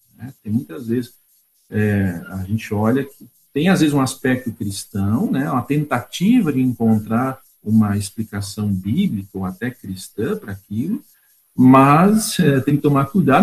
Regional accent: Cerro Branco, Rio Grande do Sul, Brazil; now in Curitiba, Brazil; Eu vim né, do Gaúcho Central, sou natural de Cerro Branco

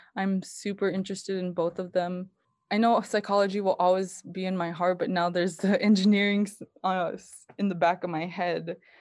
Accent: Kotzebue, Alaska, United States; I was born and raised in Kotzebue, Alaska.

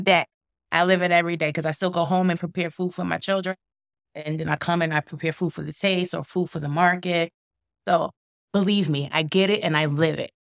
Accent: Brooklyn, New York, United States; now in Binghamton, United States; I'm from Brooklyn or, originally

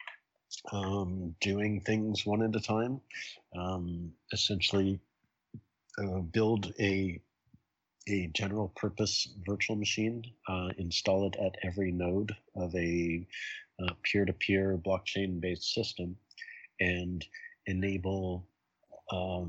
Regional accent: Toronto, Ontario, Canada; now in New York City, United States; I grew up in Toronto

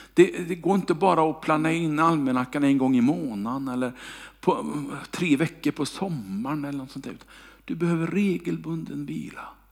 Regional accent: Kungälv, Västra Götaland, Sweden; moved away; när jag bodde hemma i Kungälv

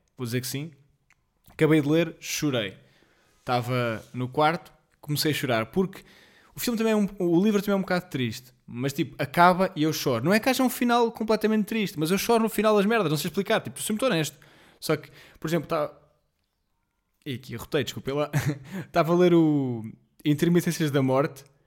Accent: Colmeias, Centro, Portugal; moved away; eu sou de uma aldeia chamada Colmeias, como sabem, e ardeu lá bastante

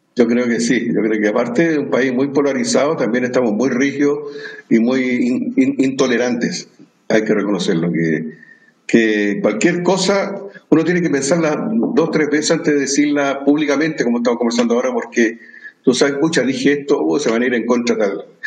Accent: Chile; como ciudadano chileno

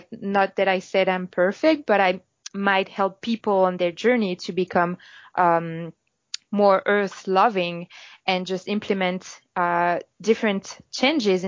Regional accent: Paris, Île-de-France, France; English is a second language; moved away as an adult; now in Toronto, Canada; I'm French. I'm from Paris. And I came in Toronto about 2 years ago.

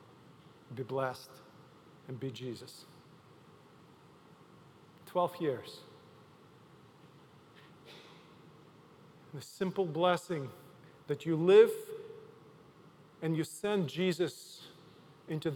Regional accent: Odesa, Odesa Oblast, Ukraine; English is a second language; now in United States; my hometown Odessa

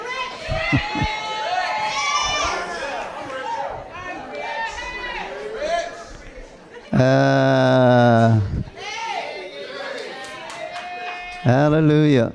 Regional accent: Kentucky, United States; I'm from Kentucky.

